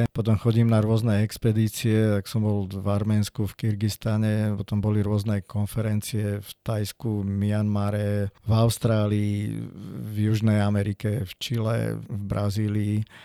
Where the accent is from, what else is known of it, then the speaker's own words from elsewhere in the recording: Piešťany, Trnava Region, Slovakia; My sme vyrastali v Piešťanoch v parku, tam sme mali služobný byt